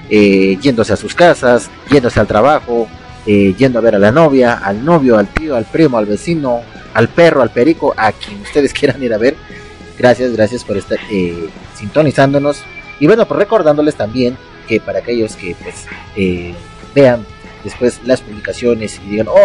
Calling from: Ecuador; ah, bueno … saludándoles desde Ecuador, algún lugar en Ecuador.

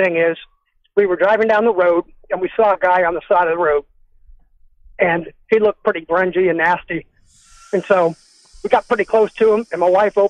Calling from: Omaha, Nebraska, United States; … from Omaha again.

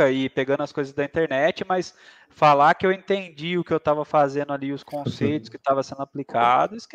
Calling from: Aguaí, São Paulo, Brazil; tô falando, eu falo do interior de São Paulo, né? Eu moro numa cidade pequena aqui no interior de São Paulo, se chama Aguaí.

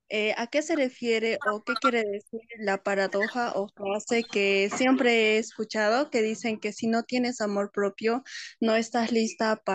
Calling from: Cochabamba, Bolivia; Hola, buenas noches. Eh, soy de Cochabamba, Bolivia.

